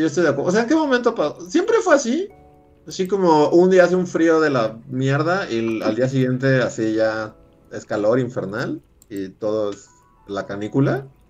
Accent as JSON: {"language": "Spanish", "region": "Mexico City", "country": "Mexico", "said": "en cuanto bajo de Chilangolandia hacia los trópicos"}